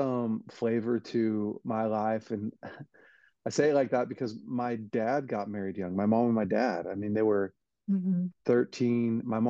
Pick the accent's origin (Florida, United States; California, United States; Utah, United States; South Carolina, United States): California, United States; Weaverville; I was raised in Weaverville, California, just a really small town in the mountains